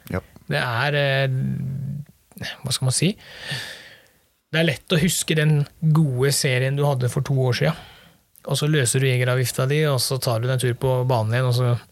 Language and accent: Norwegian; Møre og Romsdal, Norway; Nei, som sunnmøring så er det klart det, det sårer jo litt.